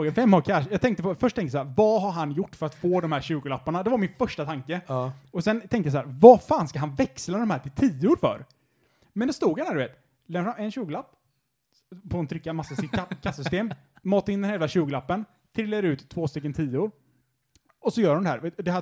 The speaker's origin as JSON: {"language": "Swedish", "country": "Sweden", "said": "Jag är svensk."}